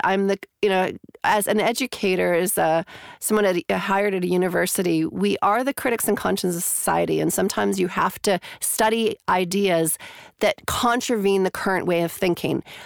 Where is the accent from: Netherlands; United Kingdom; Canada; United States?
Canada; moved away as an adult; also born or lived in Calgary, Alberta, Canada / Toronto, Canada; now in New Zealand; I'm originally from Canada